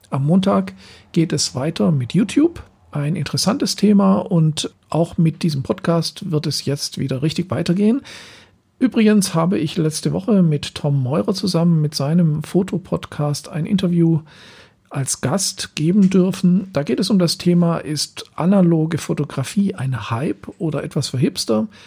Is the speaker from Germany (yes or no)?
yes; Southern Germany, Germany; now in Berlin, Germany; Zeit von zwei Jahren hier in Berlin, wo ich hauptsächlich von Aufträgen aus dem Süden Deutschlands, wo ich herkomme, ähm, gelebt habe.